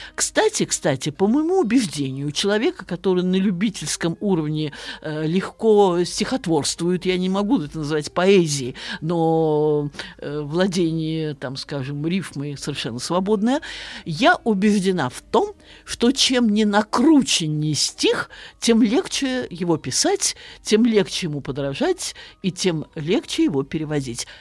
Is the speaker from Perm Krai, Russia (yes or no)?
no; Saratov, Saratov Oblast, Russia; я родилась и выросла в славном городе Саратове